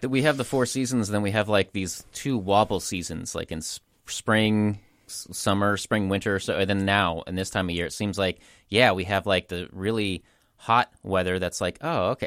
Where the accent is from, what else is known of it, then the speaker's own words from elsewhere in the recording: Portland, Oregon, United States; I am from this area, I am from Portland